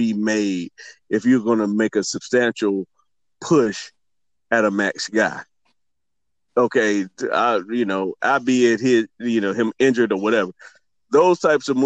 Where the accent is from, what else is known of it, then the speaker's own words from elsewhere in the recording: Alabama, United States; I'm from Alabama